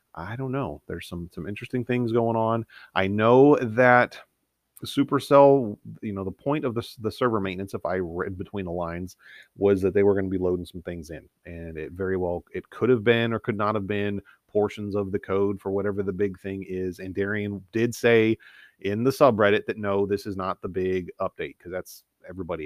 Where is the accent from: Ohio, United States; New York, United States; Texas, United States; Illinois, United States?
Ohio, United States; Northeast; I grew up in Northeast Ohio